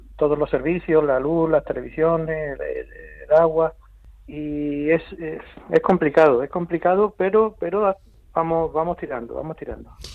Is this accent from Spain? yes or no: yes; Seville, Andalusia, Spain; now in Almería, Spain; yo soy de Pino Montano, pero llevo ya desde el año 90, llevo ya 32 años en Almería.